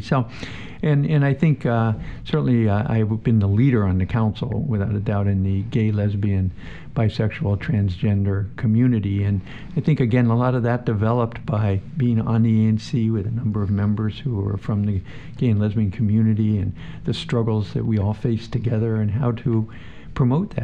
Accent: Nanticoke, Pennsylvania, United States; moved away as an adult; also born or lived in Philadelphia, Pennsylvania / Pittsburgh, Pennsylvania; now in Washington, D.C., United States; I'm originally from Pennsylvania small town called Nanticoke, which is outside of Wilkes-Barre, Scranton, northeastern part of the state.

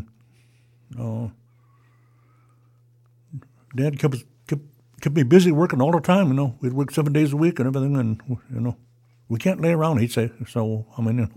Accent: Sidwalter Flat, Oregon, United States; I grew up in Sidwell Flat in the old house.

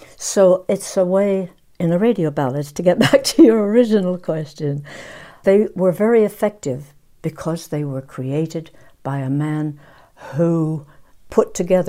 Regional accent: England, United Kingdom; I am British. I feel that I'm English.

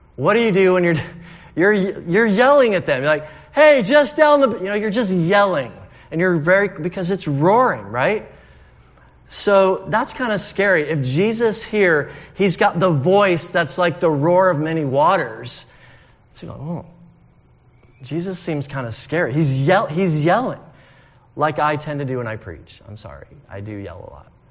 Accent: United States; also born or lived in United Kingdom; We're Americans

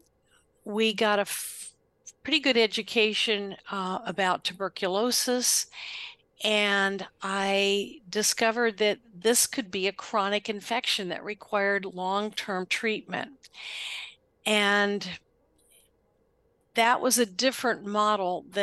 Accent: Western Maryland, United States; I was born and raised in Western Maryland.

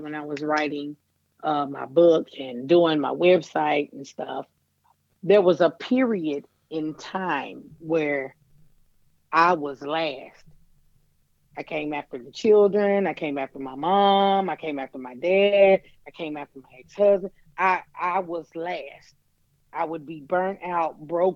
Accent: Dickson County, Tennessee, United States; I was born and raised in Dixon County in Tennessee

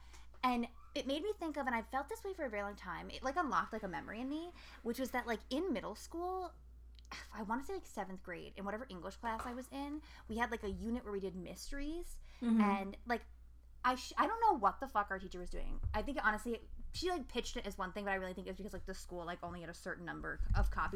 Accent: Albany, United States; I'm from Albany

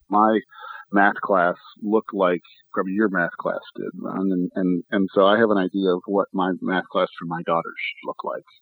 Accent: Michigan, United States; moved away; I'm originally from Michigan

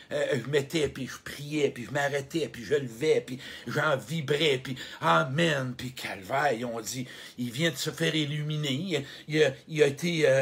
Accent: Quebec, Canada; un gars de la Beauce, écoute, je viens de la Beauce, j'en ai des frissons quand je vois un gars de la Beauce.

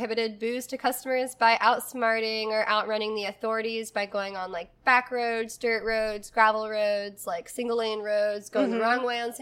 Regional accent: the South, United States; growing up in the South

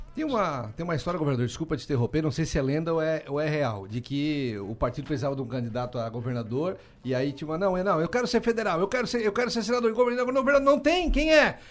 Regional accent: Içara, Santa Catarina, Brazil; eu como insarense, legítimo, defendo sempre a minha terra, a minha cidade

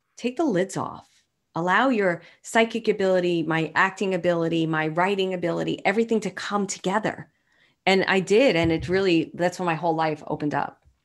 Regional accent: New York City, New York, United States; moved away; I'm from Brooklyn

